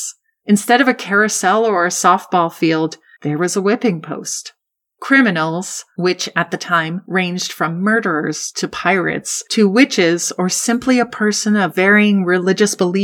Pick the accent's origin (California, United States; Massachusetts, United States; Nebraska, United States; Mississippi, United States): Massachusetts, United States; Growing up in Massachusetts